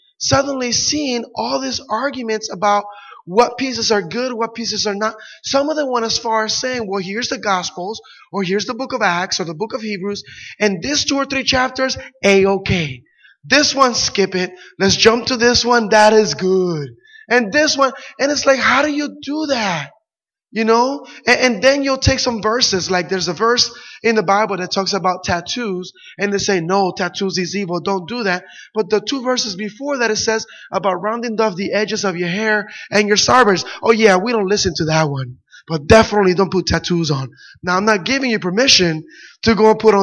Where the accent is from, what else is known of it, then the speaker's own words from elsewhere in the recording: Puerto Rico; I grew up in Puerto Rico